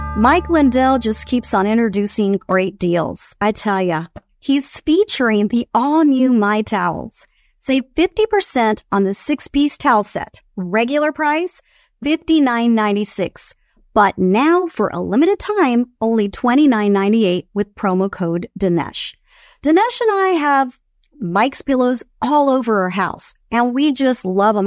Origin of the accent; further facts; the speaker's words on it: Venezuela; moved away; I am Venezuelan. I was born in Venezuela. I still have family in Venezuela.